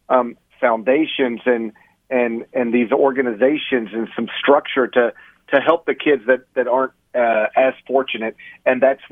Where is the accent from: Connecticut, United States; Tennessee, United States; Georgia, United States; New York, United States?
Tennessee, United States; Memphis; my hometown of Memphis